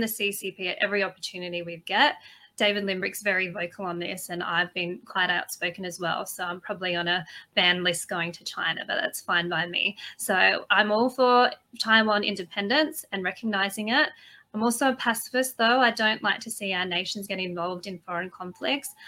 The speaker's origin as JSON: {"language": "English", "country": "Australia"}